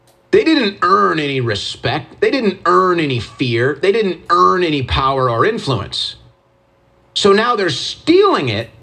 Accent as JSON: {"language": "English", "country": "United States", "said": "I'm an American patriot."}